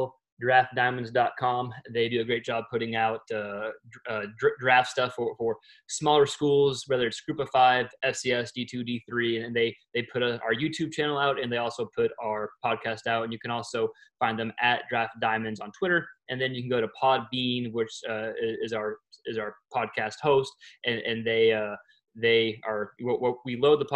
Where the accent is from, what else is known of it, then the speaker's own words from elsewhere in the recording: Texas, United States; We're from Texas, Eric.